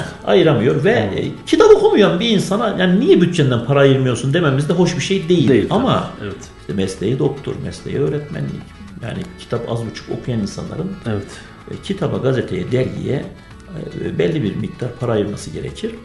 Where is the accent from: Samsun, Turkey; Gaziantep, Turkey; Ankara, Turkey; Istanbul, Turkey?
Gaziantep, Turkey; also born or lived in Erzincan; 1978 Gaziantep doğumluyum.